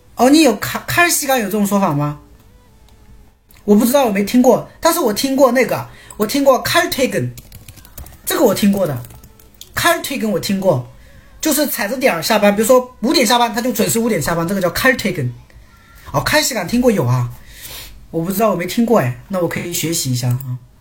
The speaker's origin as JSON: {"language": "Chinese", "country": "China", "said": "我们中 国人"}